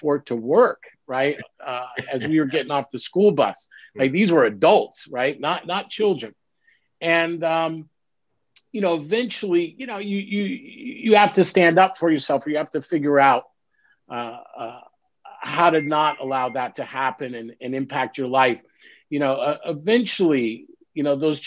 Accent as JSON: {"language": "English", "town": "Los Angeles", "region": "California", "country": "United States", "tie": "born or raised there", "said": "I grew up in Los Angeles, and, you know, I'm the third generation of now what is 5 generations of Los Angelians."}